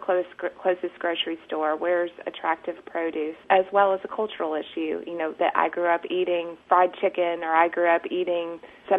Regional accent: Arkansas, United States; now in Texas, United States; I'm originally from Arkansas. Arkansas is my home state. I live in Texas.

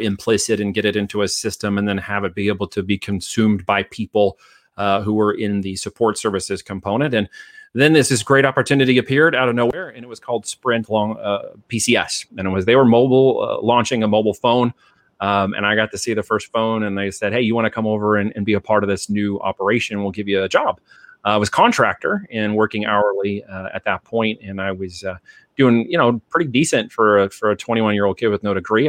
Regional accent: Oregon, United States; moved away as an adult; also born or lived in Iowa; went all state in Oregon, and then got picked up by a little university, a liberal arts university out of Iowa. So I moved from Oregon to Iowa right after I left high school.

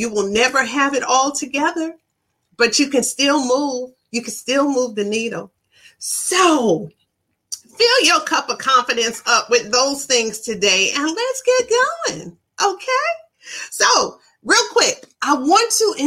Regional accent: Ann Arbor, Michigan, United States; moved away; all the way back from Ann Arbor, my hometown

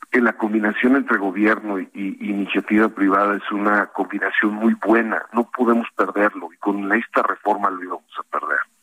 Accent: Mexico; nosotros como mexicanos

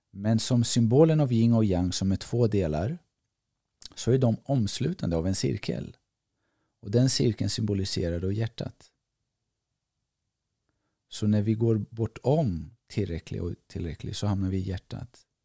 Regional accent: Greece; jag är grek, jag är si, jag är basketspelare, jag är det, jag är det där och så vidare.

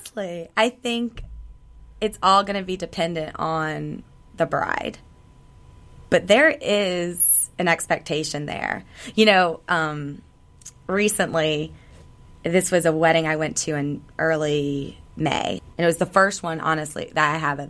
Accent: the South, United States; growing up in the South

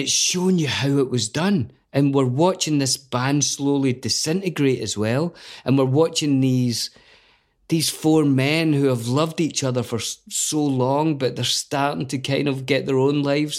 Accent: Scotland, United Kingdom; a Scottish actor

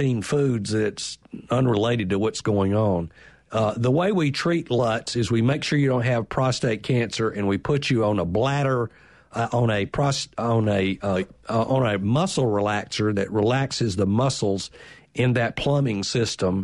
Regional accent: Birmingham, Alabama, United States; I grew up in Birmingham, a lesser place

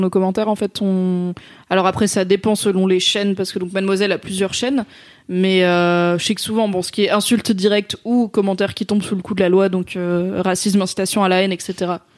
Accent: near the Alps, France; moved away; also born or lived in Alsace; j'ai grandi à côté des Alpes

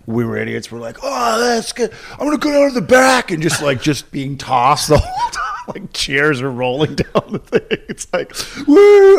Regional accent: Corner Brook, Newfoundland and Labrador, Canada; moved away; my hometown's, like, now it's, like, twenty thousand people, twenty-one thousand

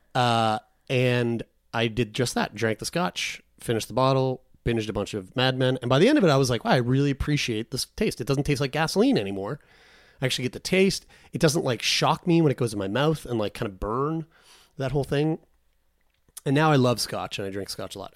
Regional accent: Newfoundland and Labrador, Canada; I am a Newfoundlander. you can fully call me Newfie

